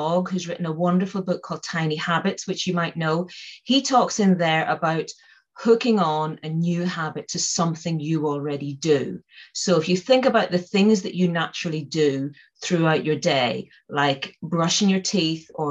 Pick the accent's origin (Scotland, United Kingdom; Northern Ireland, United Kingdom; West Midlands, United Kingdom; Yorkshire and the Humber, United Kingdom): Northern Ireland, United Kingdom; I come from Northern Ireland, and I grew up there at the height of the Troubles